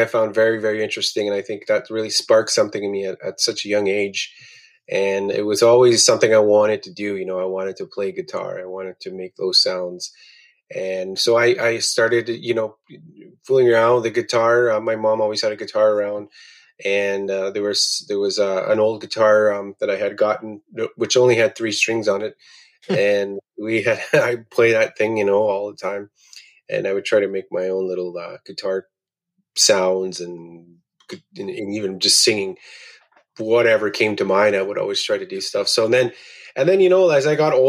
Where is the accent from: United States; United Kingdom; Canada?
Canada; Attawapiskat, Ontario; I'm from Attawapiskat, Ontario, located on the west coast of James Bay in Canada's far north